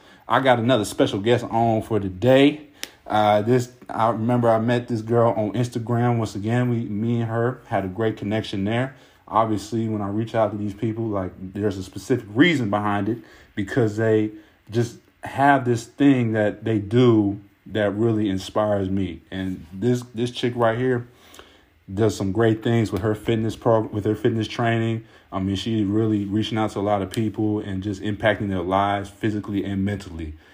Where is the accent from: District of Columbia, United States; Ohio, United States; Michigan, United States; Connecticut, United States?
Ohio, United States; I'm from Ohio.